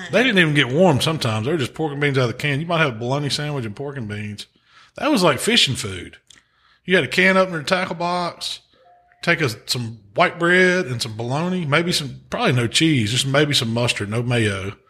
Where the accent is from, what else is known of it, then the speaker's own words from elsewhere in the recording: Mississippi, United States; But we're from Mississippi, so we can call them.